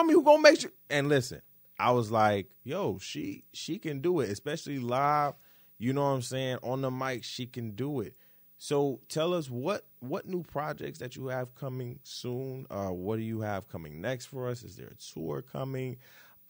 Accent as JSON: {"language": "English", "town": "Detroit", "region": "Michigan", "country": "United States", "moved": "yes", "lives_now": "New York, United States", "said": "I'm from Detroit"}